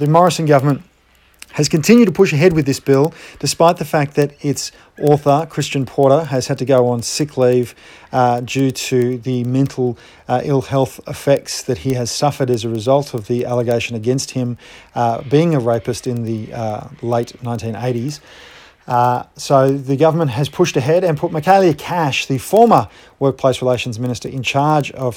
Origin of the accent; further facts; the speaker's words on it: Ballarat, Victoria, Australia; my hometown of Ballarat